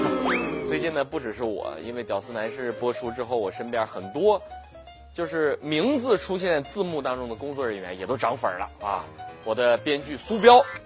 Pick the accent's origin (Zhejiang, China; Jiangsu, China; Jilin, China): Jilin, China; Ji'an; 我老家是吉林省吉安市的。 靠近鸭绿江，那儿朝鲜族比较多。小的时候呢，家家必备辣白菜